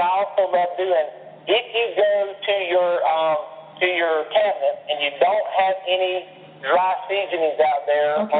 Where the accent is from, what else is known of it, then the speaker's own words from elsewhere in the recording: the South, United States; I'm from the South.